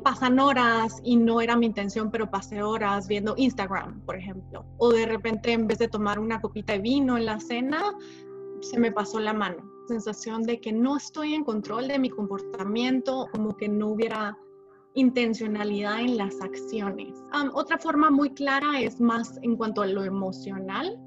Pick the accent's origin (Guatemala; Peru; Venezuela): Guatemala; moved away as an adult; also born or lived in Mexico; now in Connecticut, United States; Soy de Guatemala, luego viví en México